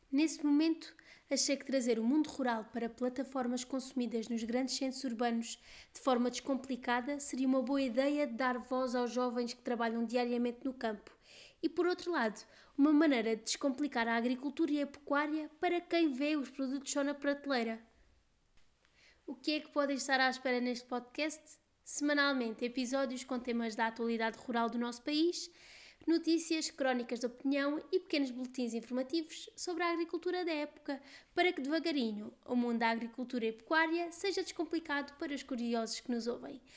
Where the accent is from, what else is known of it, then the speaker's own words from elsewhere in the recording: Évora, Alentejo, Portugal; sou de Évora, muito alentejana